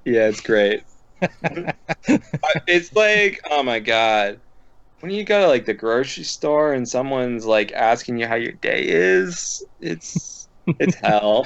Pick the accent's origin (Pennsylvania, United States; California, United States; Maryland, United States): Pennsylvania, United States; Philadelphia; moved away; also born or lived in Midwest; I'm from the Philadelphia area, and everyone I grew up with is rude and interrupts each other